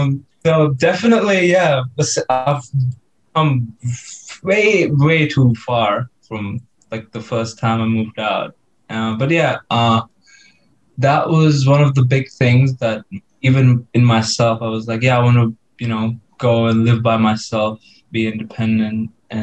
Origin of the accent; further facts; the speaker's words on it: Mumbai, Maharashtra, India; also born or lived in Delhi; now in Brisbane, Australia; Yes, so of course … I am from Mumbai. Even though I was born in Delhi, I just say I'm from Mumbai.